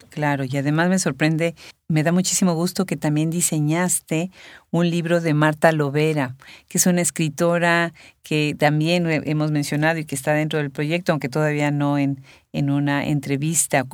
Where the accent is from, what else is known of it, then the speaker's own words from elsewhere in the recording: Puebla, Mexico; somos paisanas